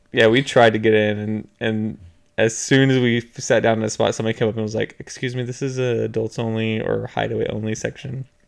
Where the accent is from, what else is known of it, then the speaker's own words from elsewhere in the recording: Texas, United States; we're from Texas, so all the beaches here are brown.